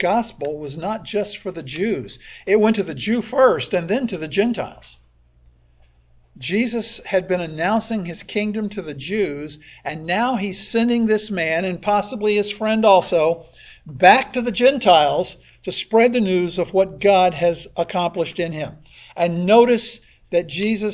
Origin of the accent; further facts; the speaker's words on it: Pinellas County, Florida, United States; I grew up here in Pinellas County when it was far more rural than it is now